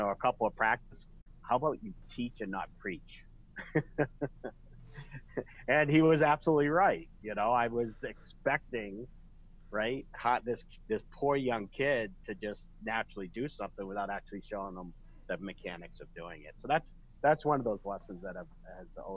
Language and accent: English; Glen Ellyn, Illinois, United States; my hometown, Glen Ellyn, Illinois